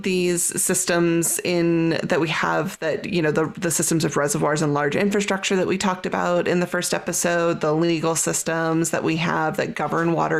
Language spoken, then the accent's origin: English; California, United States; moved away as an adult; also born or lived in Pacific Northwest / Utah; now in Boulder, United States; I've lived all over the West, from growing up in California to college in the Pacific Northwest, to working as a raft guide in Utah, and now living in Boulder, Colorado